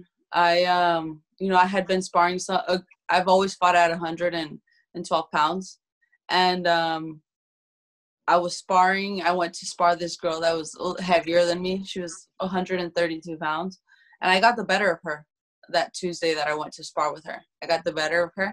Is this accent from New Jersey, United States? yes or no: no; Phoenix, Arizona, United States; I grew up in South Phoenix